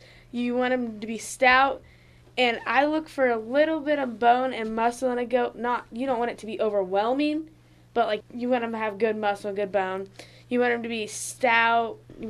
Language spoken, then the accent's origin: English; Avon, Illinois, United States; I'm from Avon, Illinois.